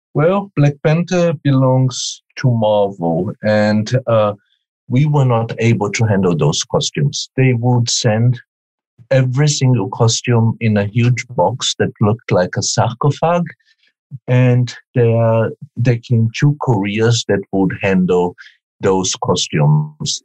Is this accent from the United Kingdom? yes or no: no; Brazil; moved away; I come from Brazil.